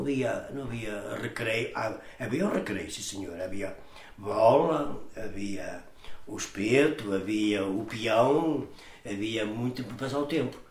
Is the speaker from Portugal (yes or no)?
yes; Portugal; Eu nasci em São Trocado aqui no ciclo há uma estrada da parte de cima, uhum. chamam-lhe a Cruz. Nasci ali e depois ali vim pequenino